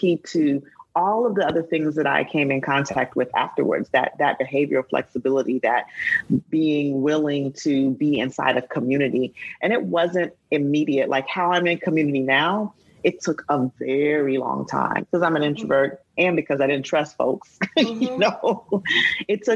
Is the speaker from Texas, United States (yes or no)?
no; Huntsville, Alabama, United States; we grew up in Alabama, in Huntsville.